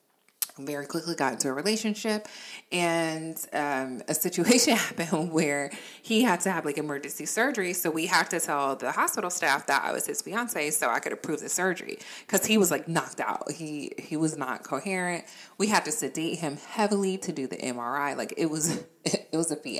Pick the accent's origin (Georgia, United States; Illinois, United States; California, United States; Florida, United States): Florida, United States; also born or lived in Virginia; now in North Carolina, United States; as a kid, I grew up in Florida